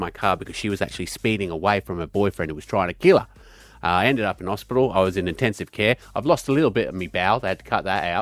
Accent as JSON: {"language": "English", "country": "United Kingdom", "moved": "yes", "lives_now": "Brisbane, Australia", "said": "being British myself."}